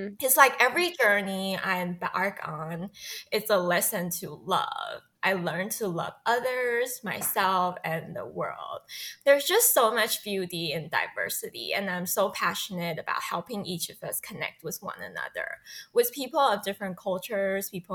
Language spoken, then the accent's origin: English; Taiwan; moved away as an adult; also born or lived in Hong Kong / England / Singapore / United States; I was born and raised in Taiwan